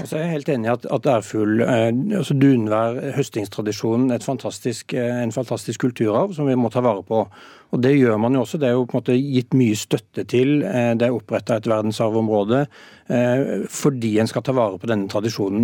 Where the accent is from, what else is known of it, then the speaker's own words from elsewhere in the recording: Sørlandet, Norway; Jeg er oppvokst på Sørlandet